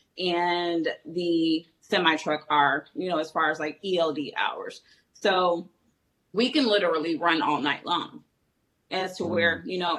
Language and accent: English; Chicago, Illinois, United States; I'm originally from Chicago